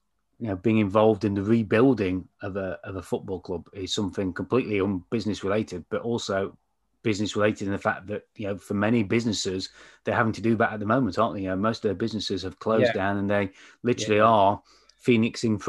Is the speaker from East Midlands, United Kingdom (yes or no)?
yes; Mansfield, East Midlands, United Kingdom; I come from Mansfield